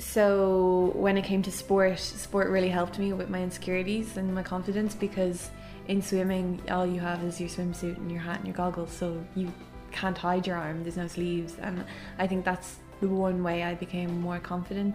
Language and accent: English; Dublin, Leinster, Ireland; I'm from Clontarf